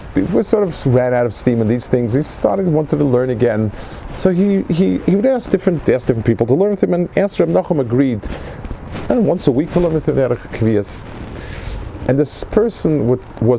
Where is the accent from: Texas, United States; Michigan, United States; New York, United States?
New York, United States; New York City; I grew up in New York, Manhattan